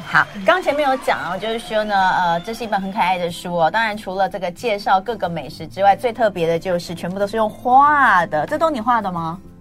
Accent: Taipei, Taiwan; 我们台北

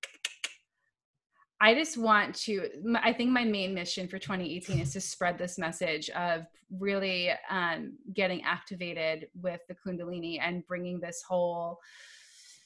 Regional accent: New York, United States; I am from New York

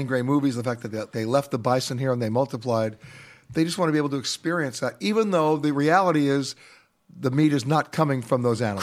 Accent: New York, United States; I was born and raised in New York

